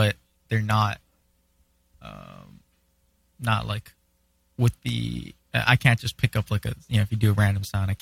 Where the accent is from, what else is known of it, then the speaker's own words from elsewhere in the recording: Hawaii, United States; I'm from Hawaii, right? And for me, that's a really big thing that I'm super proud of, you know, because I'm also Hawaiian